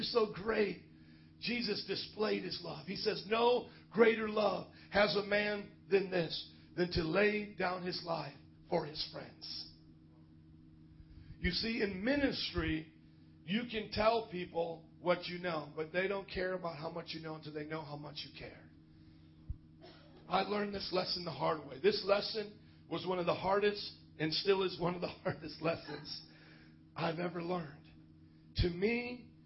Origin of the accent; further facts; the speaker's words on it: Indiana, United States; Growing up in Indiana, Lester Sumrall was like a hometown hero